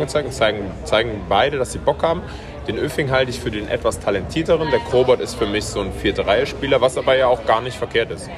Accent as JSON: {"language": "German", "town": "Cologne", "region": "North Rhine-Westphalia", "country": "Germany", "said": "als Kölner"}